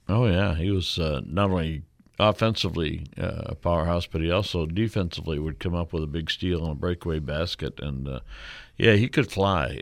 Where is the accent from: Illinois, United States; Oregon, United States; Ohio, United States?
Illinois, United States; my hometown, Illinois